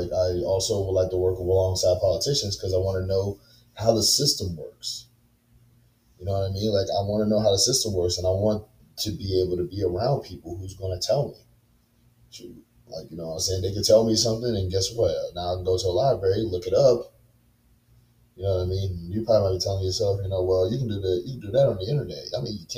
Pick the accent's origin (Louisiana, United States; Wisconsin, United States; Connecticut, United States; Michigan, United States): Louisiana, United States; Baton Rouge; I'm very loyal to my hometown and very loyal to my city. I love Baton Rouge, Louisiana